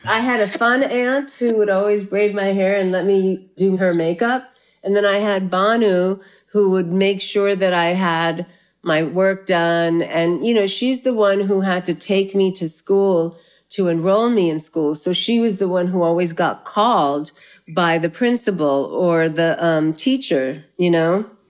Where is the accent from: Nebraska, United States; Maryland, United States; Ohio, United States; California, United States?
California, United States; La Puente; moved away as an adult; also born or lived in South India; now in New York, United States; I grew up in La Puente